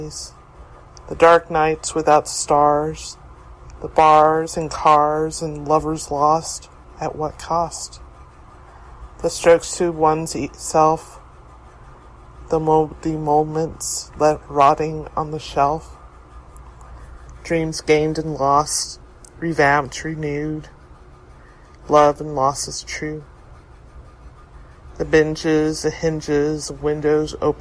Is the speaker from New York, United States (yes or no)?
yes; New York City, New York, United States; I'm from New York City.